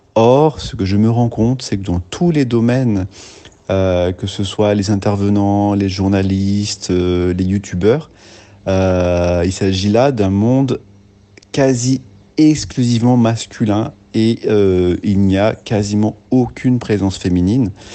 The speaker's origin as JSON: {"language": "French", "country": "France", "said": "ici chez nous en France"}